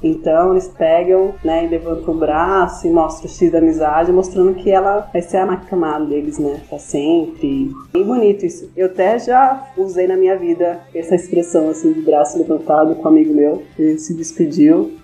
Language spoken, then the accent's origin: Portuguese; São Paulo, Brazil; sou de São Paulo